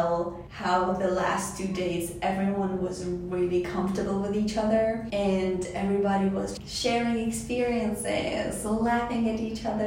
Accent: Tajikistan; now in Walla Walla, United States; I come from Tajikistan. I'm an international student

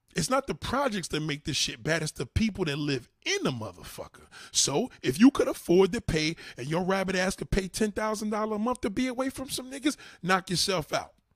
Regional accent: New York City, New York, United States; as a New Yorker

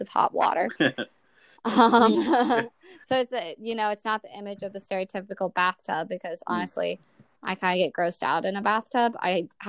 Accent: the South, United States; now in Washington, D.C., United States; I'm from the South

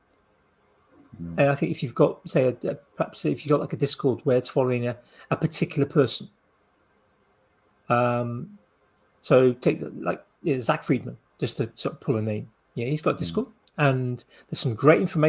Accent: United Kingdom; we're British

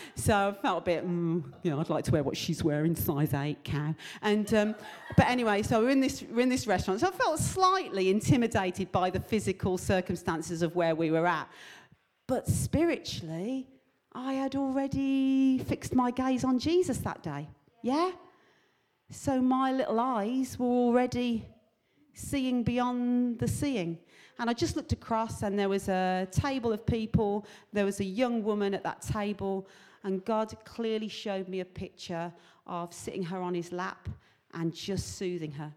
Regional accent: England, United Kingdom; I'm from England

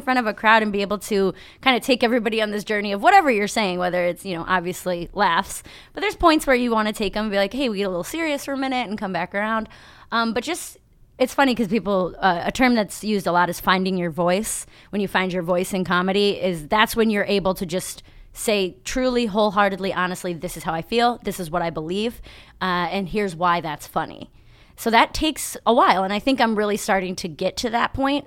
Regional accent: Berea, Ohio, United States; also born or lived in Toledo, Ohio; raised right here in Cleveland, so right by the airport

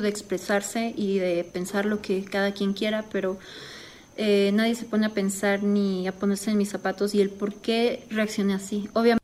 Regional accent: Mexico; soy mexicana

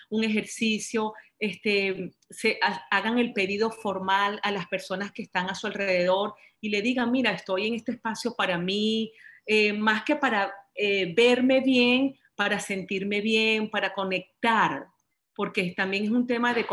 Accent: Venezuela; moved away; cuando me vine de Venezuela, cuando tuve que separarme de mi familia, cuando tuve que separarme de, mi casa, de mis amigos, de mi trabajo

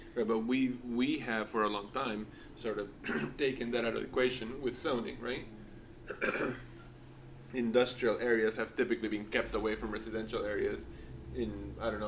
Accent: Callao, Peru; moved away; I was born in Peru and I grew up in Callao, Lima

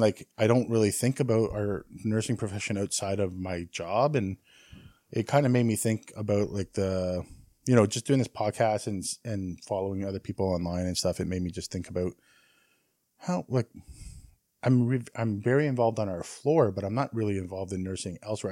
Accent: Canada

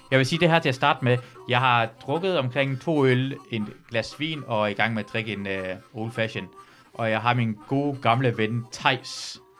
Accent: North Jutland, North Denmark Region, Denmark; jeg er fra Nordjylland.

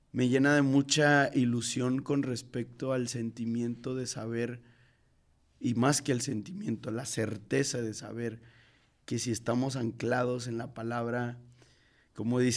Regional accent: Mexico City, Mexico; Yo tengo el, privilegio de, de haber nacido en, en, Iztapalapa.

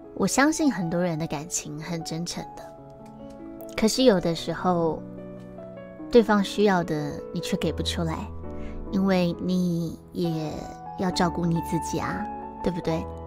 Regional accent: Taiwan; 我们是台湾人

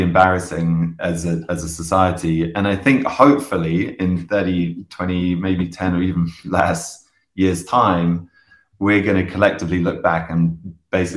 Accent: London, United Kingdom; also born or lived in United States; I grew up in London, and you know, then I lived in America for a while

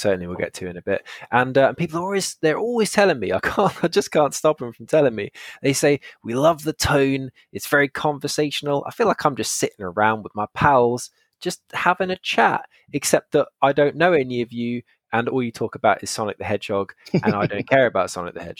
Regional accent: England, United Kingdom; being English

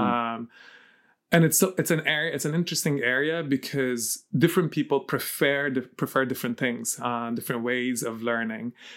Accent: Lebanon; moved away; also born or lived in Ireland; So I was born and raised in Lebanon

